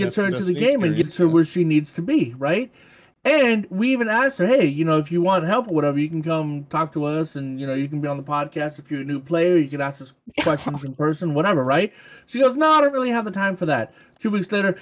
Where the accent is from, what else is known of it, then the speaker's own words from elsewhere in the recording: New Orleans, Louisiana, United States; moved away as an adult; now in Florida, United States; I'm not from here. I'm from New Orleans. I just happen to live here for the last... 15 years